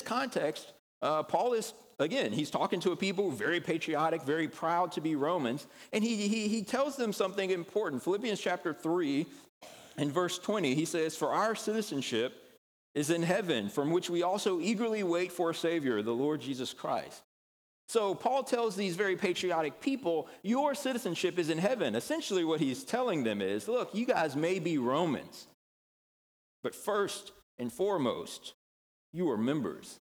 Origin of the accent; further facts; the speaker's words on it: United States; we are proud of being Americans.